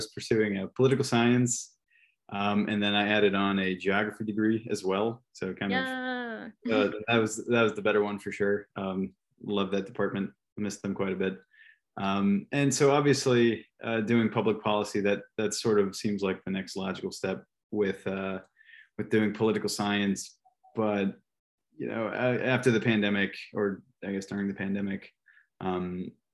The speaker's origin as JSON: {"language": "English", "town": "El Paso", "region": "Texas", "country": "United States", "tie": "born or raised there", "also_born_or_lived": "Washington, District of Columbia, United States", "moved": "as an adult", "lives_now": "Austin, United States", "said": "I was born and raised in El Paso, Texas."}